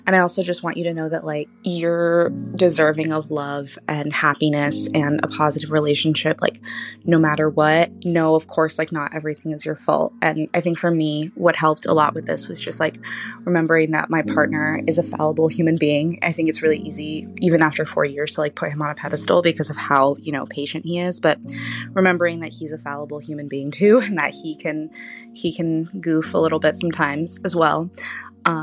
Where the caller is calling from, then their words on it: Los Angeles, California, United States; I am 21. I'm calling from Los Angeles